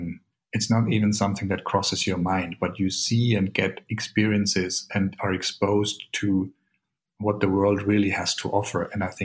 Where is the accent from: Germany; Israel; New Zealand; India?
Germany; Bavaria; born there; I was born in Bavaria. So I'm actually, technically, I hold a German passport.